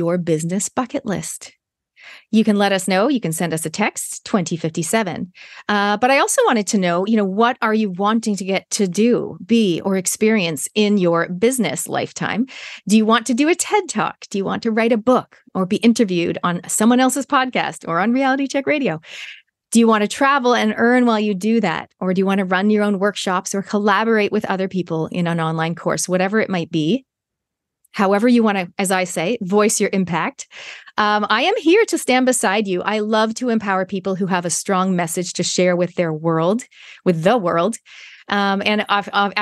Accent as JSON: {"language": "English", "country": "Canada", "tie": "born or raised there", "moved": "yes", "said": "I was born in Canada"}